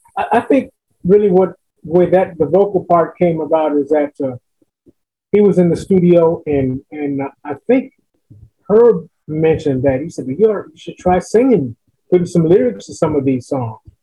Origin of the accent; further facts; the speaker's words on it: Los Angeles, California, United States; moved away as an adult; also born or lived in Las Vegas, Nevada; now in Woodbridge, United States; Born and raised in Los Angeles, California